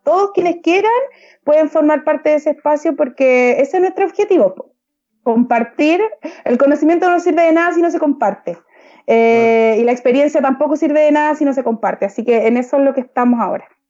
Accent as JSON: {"language": "Spanish", "region": "Valparaíso", "country": "Chile", "said": "yo soy de región, yo no soy de Santiago, yo soy de Valparaíso, porteña además"}